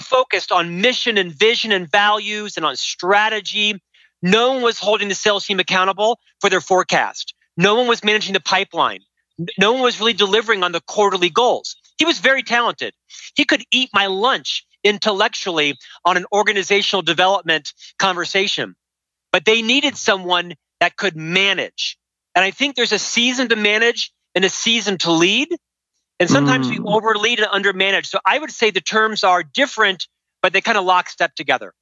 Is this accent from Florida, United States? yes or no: yes; Central Florida, United States; moved away as an adult; now in Park City, United States; I'm from Florida originally and moved to Salt Lake City, Park City, Utah about 25 years ago.